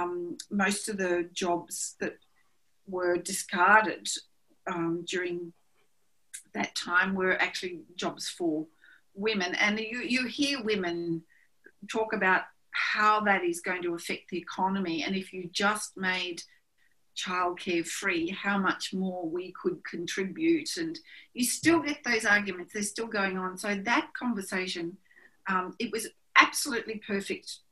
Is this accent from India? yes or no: no; Australia; being Australian and being born and raised in a small country town